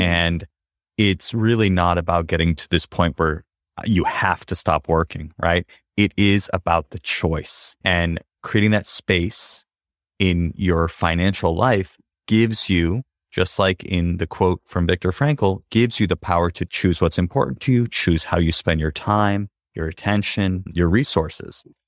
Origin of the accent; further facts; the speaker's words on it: United States; I grew up in the United States